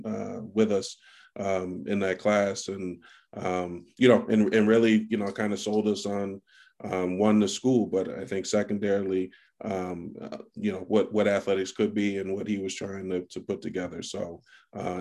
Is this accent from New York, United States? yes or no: no; New Haven, Connecticut, United States; I grew up in New Haven, Connecticut